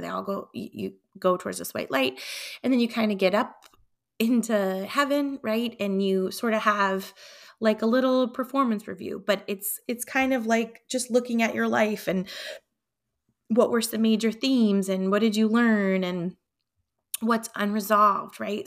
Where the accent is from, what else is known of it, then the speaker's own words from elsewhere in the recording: Concord, New Hampshire, United States; Concord, New Hampshire, my hometown